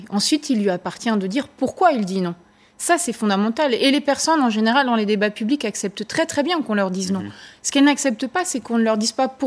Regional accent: France; Comme je vous le disais, chez nous, en France en tout cas, la participation n'est pas directement décisionnaire.

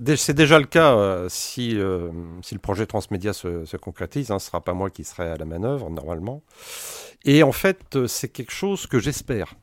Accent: France; on est français

